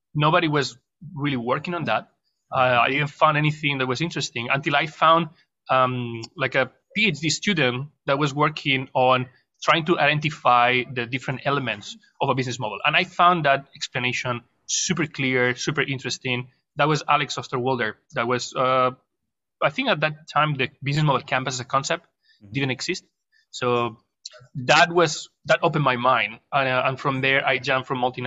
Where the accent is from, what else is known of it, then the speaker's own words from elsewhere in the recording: Barcelona, Catalonia, Spain; moved away as an adult; also born or lived in Madrid; now in Shanghai, China; I'm Spanish. I was born in Madrid, raised in Barcelona. I spent a third of my life in Barcelona. Then I moved back to Madrid